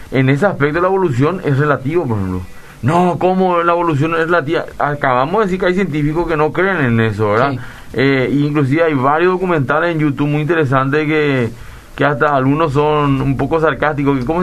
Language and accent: Spanish; Areguá, Central, Paraguay; de Areguá.